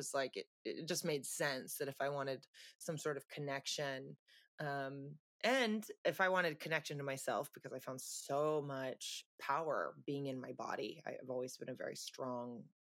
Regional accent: San Luis Obispo, California, United States; moved away; originally I'm from San Luis Obispo, California. It's about halfway between LA and San Francisco on the Central Coast. Beautiful place to grow up

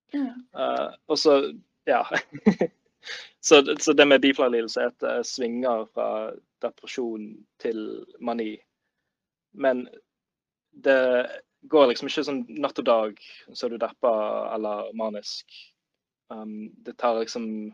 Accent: Bergen, Vestland, Norway; så kommer jeg fra Bergen.

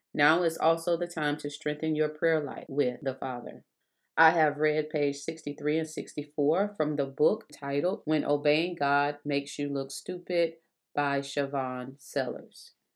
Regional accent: South Carolina, United States; moved away as an adult; also born or lived in Texas; we both been born in South Carolina and raised

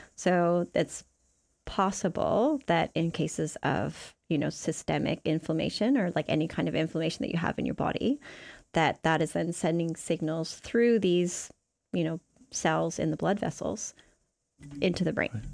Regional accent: Canada; moved away as an adult; also born or lived in Seattle; now in New Zealand; I'm from Canada

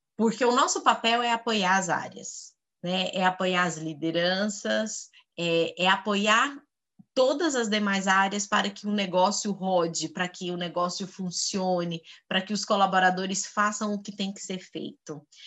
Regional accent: Goiás, Brazil; moved away as an adult; now in São Paulo, Brazil; Goiana, como diz na minha terra, goianinha do pé rachado

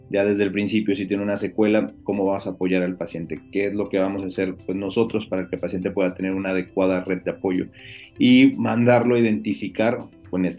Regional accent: Tamaulipas, Mexico; soy de, Tamaulipas.

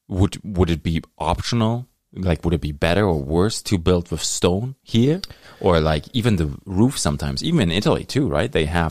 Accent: Germany; now in Thunder Bay, Canada; I grew up in Germany.

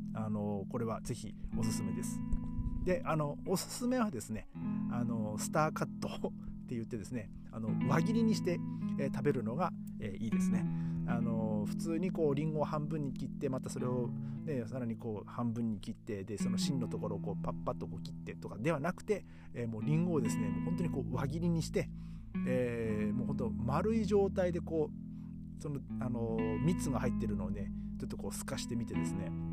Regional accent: Aomori, Japan; now in Berlin, Germany; 日本日本 の青森とかねそのね、うちの僕の地元のね

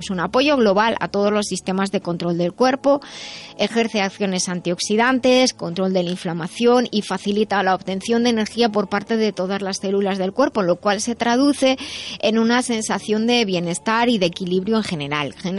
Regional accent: Madrid, Community of Madrid, Spain; yo soy de Madrid

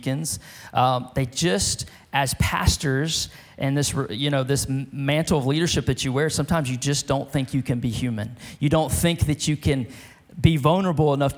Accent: Beaumont, Texas, United States; also born or lived in France / California; now in Lufkin, United States; my hometown of Beaumont, Texas

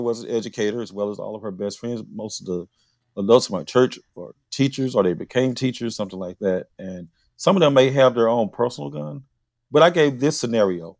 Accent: Philadelphia, Mississippi, United States; now in Atlanta, United States; I'm from Philadelphia very rural Philadelphia, Mississippi.

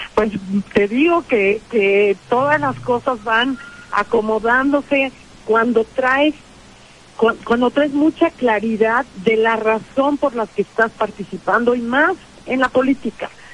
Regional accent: Puebla, Mexico; como mujer, como poblana

